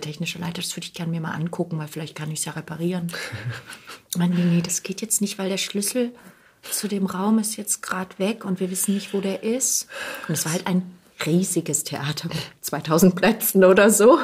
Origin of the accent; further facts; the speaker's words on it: Heidenheim, Baden-Württemberg, Germany; moved away as an adult; also born or lived in Bochum; now in Berlin, Germany; ich bin auf der, in Heidenheim groß geworden, auf der Schwäbischen Alb